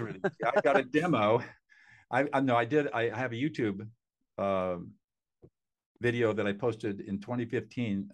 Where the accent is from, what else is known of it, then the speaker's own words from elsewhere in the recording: Southern California, United States; also born or lived in Hanover, New Hampshire; I grew up in Southern California in affluence